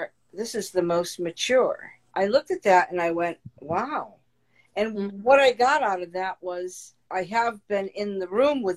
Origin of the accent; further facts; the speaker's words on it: Meriden, Connecticut, United States; my little world growing up in Meriden, Connecticut, blue collar town